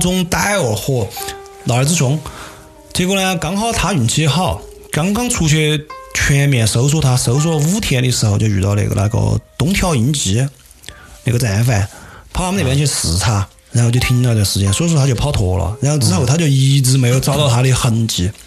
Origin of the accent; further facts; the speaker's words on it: Sichuan, China; accent: Sichuanese; 我们四川话